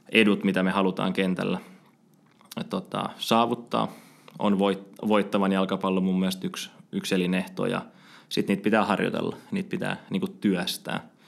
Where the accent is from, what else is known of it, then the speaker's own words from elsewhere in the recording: Espoo, Uusimaa, Finland; mä oon espoolainen, espoolainen tota, jalkapallon parissa kasvanut mm, ihminen ja Epsissä aloittanut jalkapallo